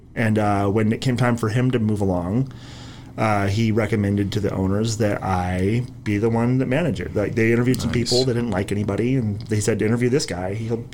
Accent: Ojai, California, United States; I grew up here.

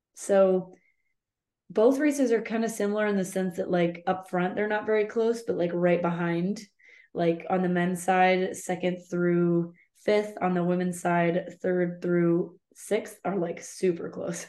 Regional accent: United States; I'm just an American

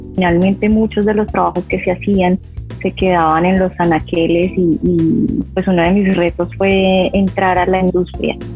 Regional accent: Jamundí, Valle del Cauca, Colombia; yo soy de un pueblito al sur, al sur del valle, que se llama Jamundí. Ahí la tierra del Cholado, yo nací, crecí ahí.

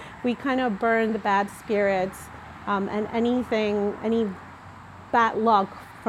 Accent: Ecuador; now in United States; I'm from Ecuador, that's just below Colombia, from the coast, from a port from Guayaquil, one of the main cities.

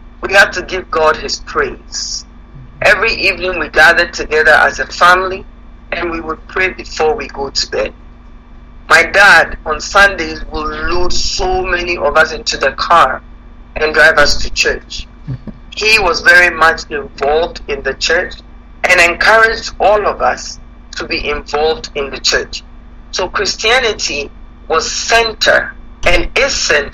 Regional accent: Ghana; moved away as an adult; now in Canada; I'm born and raised in Ghana. Been in Canada now for about 30 years.

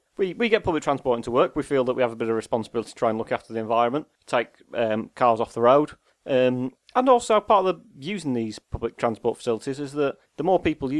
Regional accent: Sheffield, Yorkshire and the Humber, United Kingdom; Yes, you got to find work where you can get it. I'm from Sheffield.

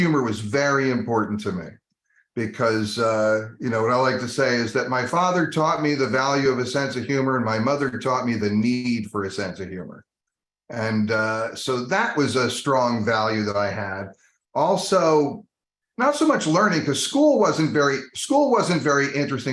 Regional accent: New Jersey, United States; also born or lived in Colorado; I spent the vast majority of my childhood in New Jersey

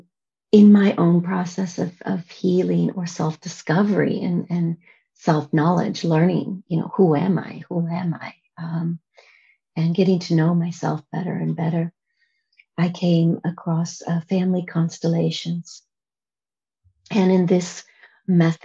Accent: United States; now in Amsterdam, Netherlands; I come from America

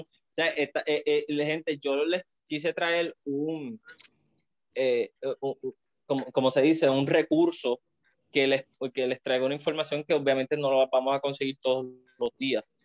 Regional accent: Puerto Rico; nosotros que somos boricuas, que estamos viéndolo desde acá

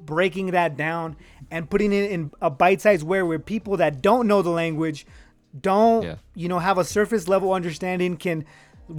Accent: Reno, Nevada, United States; I'm from Reno, Nevada

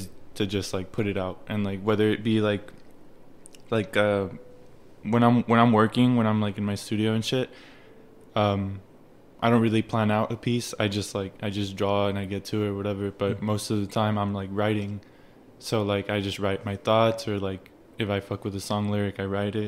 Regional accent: United States; first language Spanish; English is a second language; also born or lived in Mexico; So I come from Mexico, but I was raised here

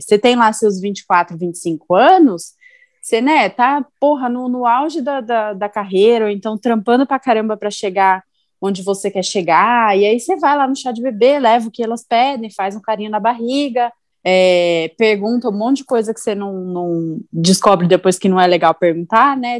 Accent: São Paulo, Brazil; moved away as an adult; now in Indaiatuba, Brazil; eu sou de São Paulo, né? Eu moro em Dayatuba há três anos

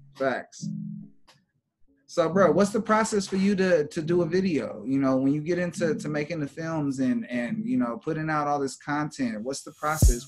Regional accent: Los Angeles, California, United States; I'm from LA, to be honest. My family from the East Coast, and okay. moved out here in the like the 70s, and then you know I came around in the late 80s

